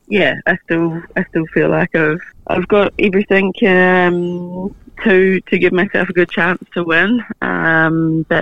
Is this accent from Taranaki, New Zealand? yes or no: yes; Taranaki, New Zealand; where I'm in Taranaki